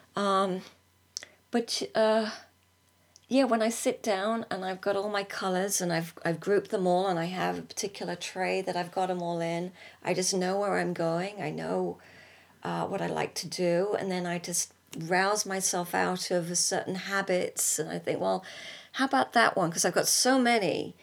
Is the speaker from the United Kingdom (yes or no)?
yes; United Kingdom; moved away as an adult; also born or lived in California; as British people